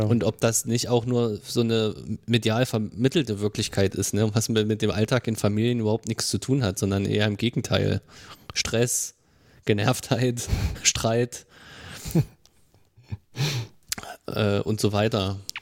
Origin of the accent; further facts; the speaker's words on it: Marburg, Hesse, Germany; born or raised there